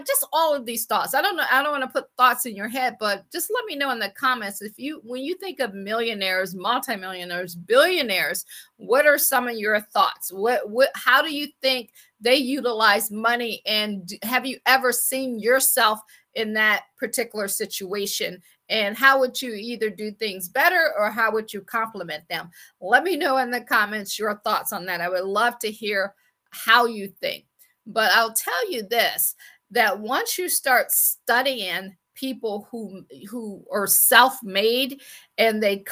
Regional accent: Akron, Ohio, United States; moved away as an adult; also born or lived in Washington, D.C. / Baltimore / Boston / Pittsburgh; I am from Akron, Ohio. I always like to say I grew up shy, sheltered in church basically 6 days a week

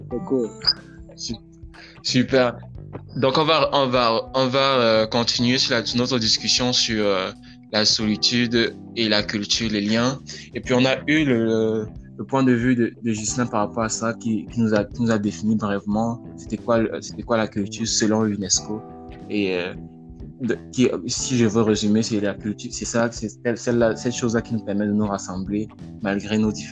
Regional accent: Cameroon; now in Canada; Moi également, je suis Camerounais.

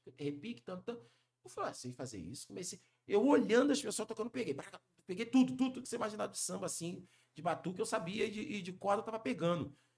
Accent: Rio de Janeiro, Brazil; also born or lived in São Paulo; Cria do Borel, Tijuca

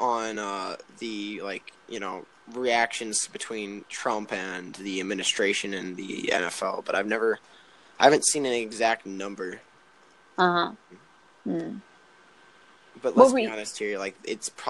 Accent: Chicago, Illinois, United States; I'm from Chicago

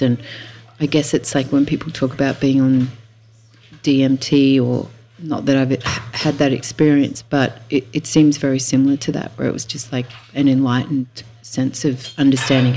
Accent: Tamworth, New South Wales, Australia; also born or lived in Sunshine Coast, Queensland; now in Byron Bay, Australia; I'm a country girl. I was born in Tamworth, which is in northwest New South Wales

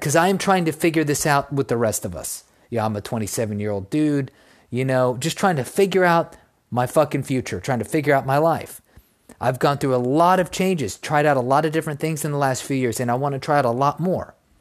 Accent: Texas, United States; in my home state

